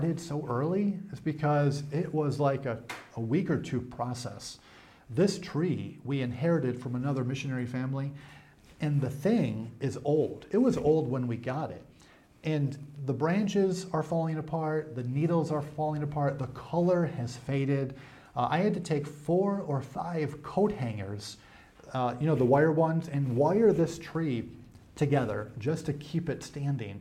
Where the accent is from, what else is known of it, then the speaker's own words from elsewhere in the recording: New York, United States; now in Africa; Growing up in New York, the weather gets cold.